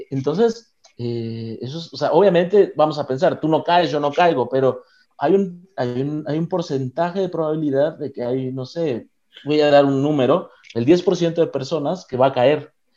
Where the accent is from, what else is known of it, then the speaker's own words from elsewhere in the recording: Mexico; de donde yo vengo